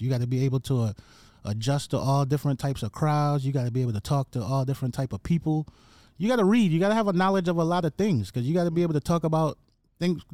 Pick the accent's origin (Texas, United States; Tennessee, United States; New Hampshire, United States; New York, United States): New York, United States; New York City; moved away as an adult; also born or lived in Jamaica; now in Atlanta, United States; I came to the Bronx when I was nine. I lived in the Bronx till I went off to college